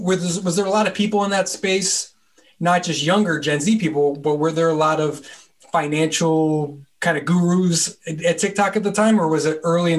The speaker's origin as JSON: {"language": "English", "region": "New Jersey", "country": "United States", "said": "so I'm from New Jersey. So it's like, wow, you moved 3,000 miles away."}